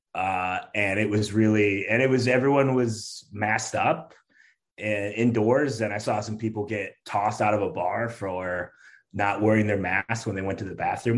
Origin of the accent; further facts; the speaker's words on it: outside Detroit, Michigan, United States; now in Chicago, United States; I grew up right outside Detroit